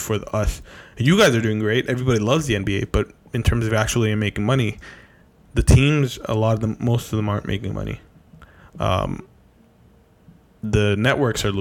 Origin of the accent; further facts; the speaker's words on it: Canada; we're Canadian